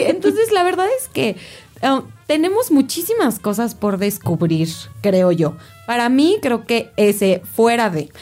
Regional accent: Mexico; todos, todos como mexicanos tenemos el compromiso

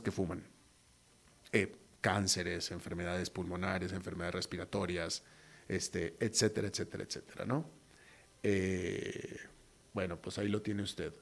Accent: Mexico; en México diríamos

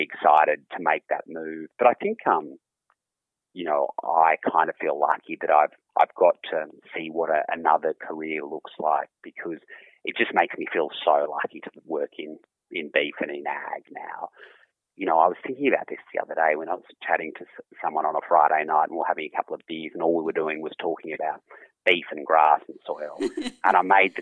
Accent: Aberfoyle, New South Wales, Australia; Mum and Dad have been here for over 40 years now. And, I was born here

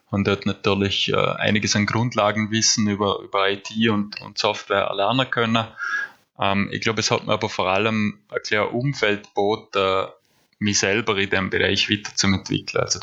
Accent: Nüziders, Vorarlberg, Austria; Ich komme ursprünglich aus Nützerdorf. Ich bin dort aufgewachsen, gemeinsam mit meinen drei Geschwister im, im Haus, das meine Großeltern gebaut haben.

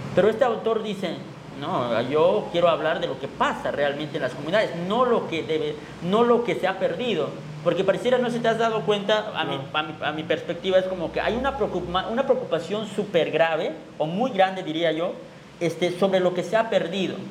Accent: Chiapas, Mexico; el indígena Tzotzil

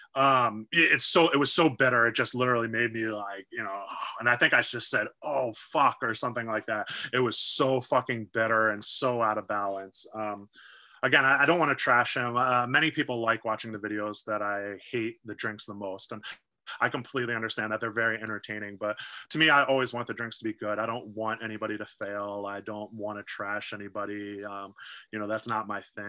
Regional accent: United States; I'm an American sitting here in the United

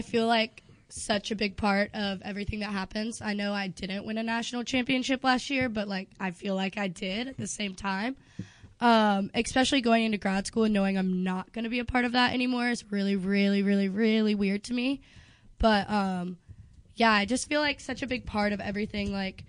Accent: Raleigh, North Carolina, United States; moved away as an adult; now in Chapel Hill, United States; I was from Raleigh

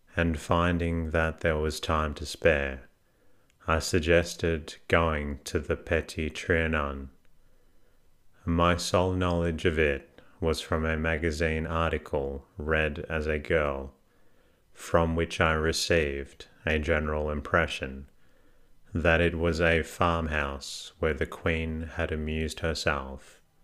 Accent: Melbourne, Victoria, Australia; I am actually from Melbourne

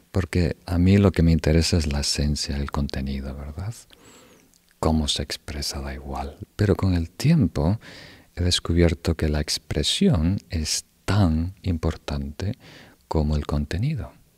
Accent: Uruguay; donde yo crecí en Uruguay

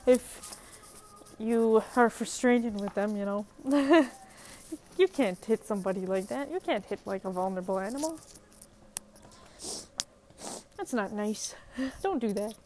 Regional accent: Minnesota, United States; as a Minnesotan

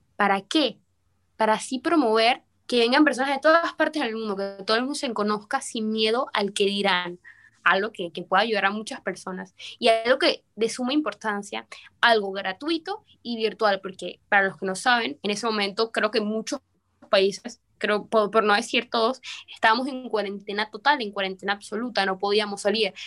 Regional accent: Venezuela; now in Panama City, Panama; Soy venezolana, pero actualmente resido en la ciudad de Panamá.

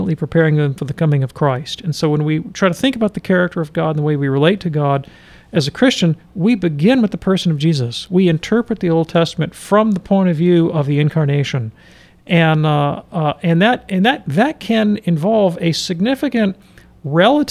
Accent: United States; our cultural relics as American Catholics

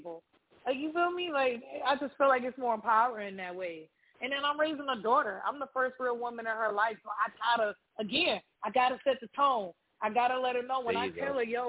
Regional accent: Detroit, Michigan, United States; now in New Orleans, United States; I'm originally from Detroit

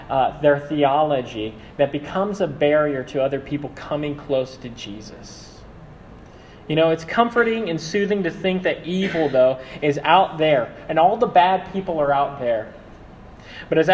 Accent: Philippines; I'm Filipino.

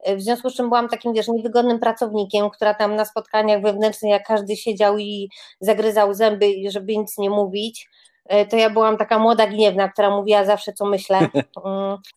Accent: Grodzisk Mazowiecki, Masovian Voivodeship, Poland; jestem taką dziewczynką spod Warszawy, z Grodziska Mazowieckiego

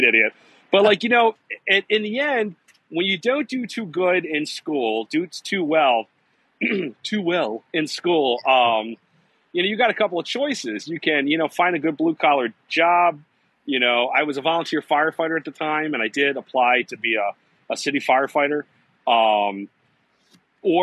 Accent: Woodlawn, Maryland, United States; also born or lived in Baltimore; I was born here in Baltimore. I was raised in Woodlawn

